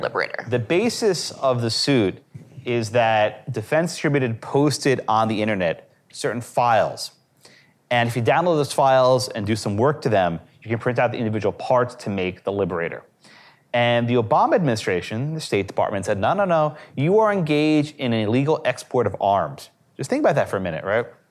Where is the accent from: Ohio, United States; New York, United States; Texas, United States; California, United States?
New York, United States; New York City; I grew up in New York City